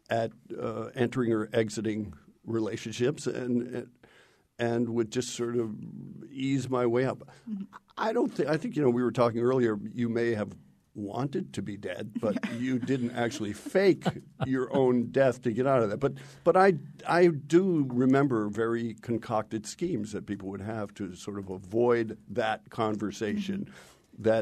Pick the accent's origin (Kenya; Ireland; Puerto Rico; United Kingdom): Ireland; I'm, I'm Irish.